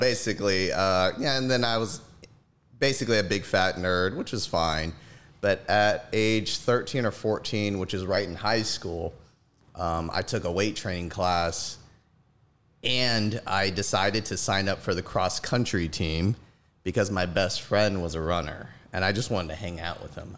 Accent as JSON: {"language": "English", "town": "Gulfport", "region": "Mississippi", "country": "United States", "tie": "born or raised there", "moved": "as an adult", "lives_now": "Dallas, United States", "said": "Born and raised in Gulfport, Mississippi"}